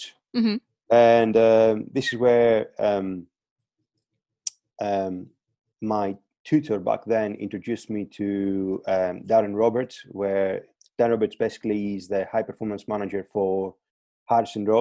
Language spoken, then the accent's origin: English; Crete, Greece; moved away as an adult; Originally, I'm from Greece, from Crete.